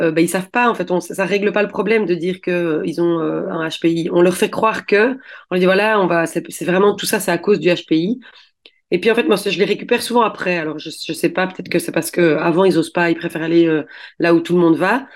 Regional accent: Belgium; je suis belge

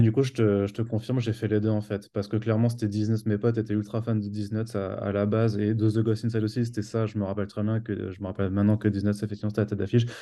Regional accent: Strasbourg, Grand Est, France; moved away; je viens de Strasbourg

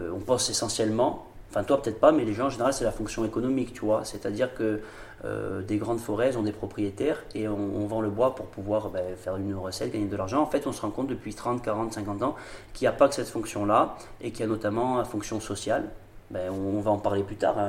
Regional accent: Olmi-Cappella, Corsica, France; je suis d'Olmicapé, j'habite Olmicapé là, dans le Yonsagne

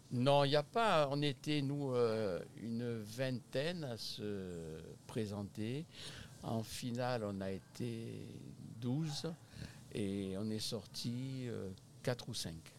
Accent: Bormes-les-Mimosas, Provence-Alpes-Côte d'Azur, France; moved away as an adult; now in Quebec, Canada; je suis originaire du sud de la France, de Bormes-les-Mimosas exactement

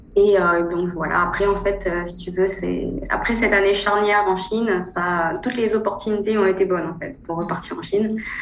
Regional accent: northern France, France; moved away as an adult; now in China; je suis originaire du nord de la France. Je suis née dans une petite ville du nord.

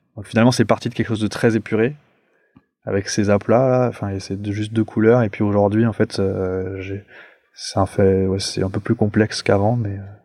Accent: Paris, Île-de-France, France; je suis un Parisien, moi, genre vraiment pure pure souche, et, donc je vivais dans un appartement.

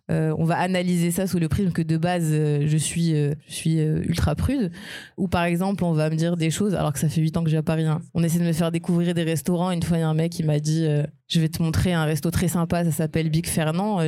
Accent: Meknes, Fès-Meknès, Morocco; moved away as an adult; also born or lived in Nantes, France; now in France; je viens vraiment de Meknes au Maroc

